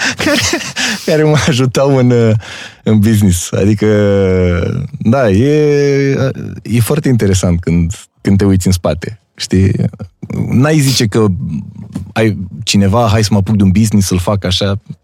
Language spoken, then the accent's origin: Romanian; Romania; Noi, ca și români